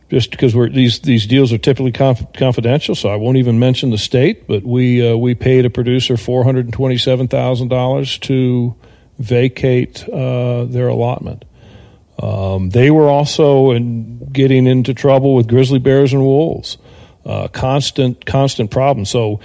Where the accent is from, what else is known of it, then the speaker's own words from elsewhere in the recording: Texas, United States; I came from Texas, and I go down to Houston, and I give a presentation.